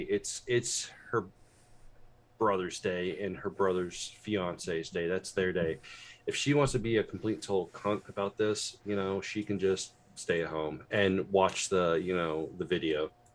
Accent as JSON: {"language": "English", "country": "United States", "also_born_or_lived": "Indianapolis, Indiana", "said": "I'm an American"}